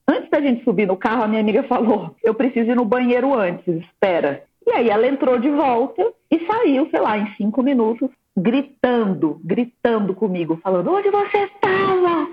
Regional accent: Brasília, Federal District, Brazil; moved away; Eu sou de Brasília, estava morando em Brasília ainda

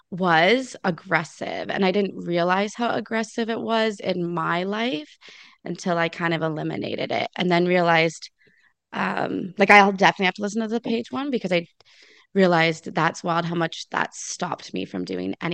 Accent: Lion's Head, Ontario, Canada; now in Port Elgin, Canada; born in Lion's Head. I born and raised there.

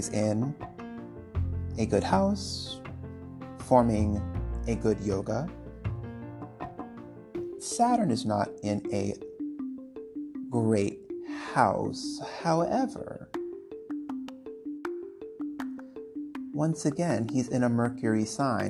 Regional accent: United States; I'm American.

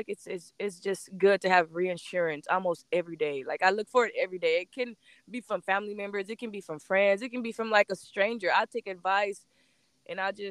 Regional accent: Corpus Christi, Texas, United States; born and raised in Corpus Christi, Texas

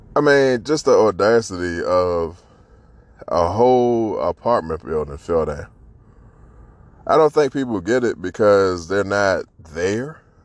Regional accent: Washington, District of Columbia, United States; born or raised there

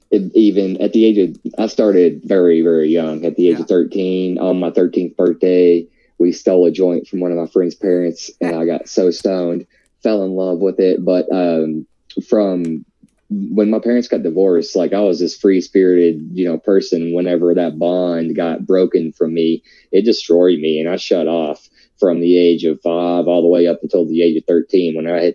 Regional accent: the South, United States; I'm from the South. I grew up eating, you know, meat and potatoes every day and biscuits and gravy

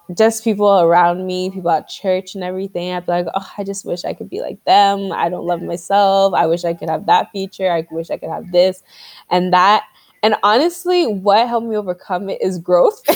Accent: Nigeria; growing up as a Nigerian

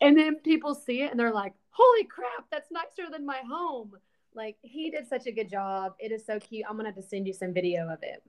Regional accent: Alabama, United States; moved away as an adult; now in Nashville, United States; I moved to Nashville when I was 19 from Alabama

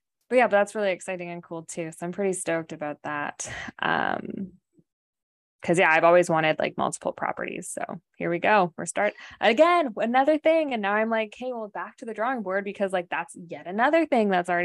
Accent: Canada; moved away as an adult; now in United States; we're from Canada

